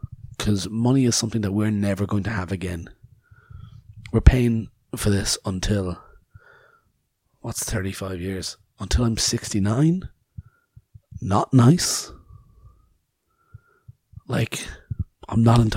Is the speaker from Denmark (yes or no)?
no; Ireland; I'm Irish